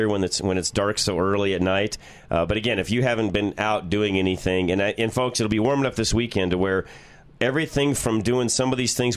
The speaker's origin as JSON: {"language": "English", "region": "Colorado", "country": "United States", "said": "where are you from? Colorado"}